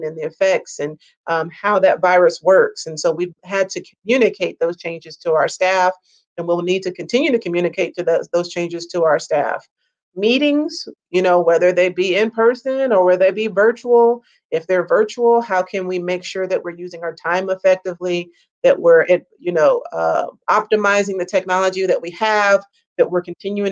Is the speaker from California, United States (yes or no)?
no; Mississippi, United States; now in Texas, United States; I'm originally from Mississippi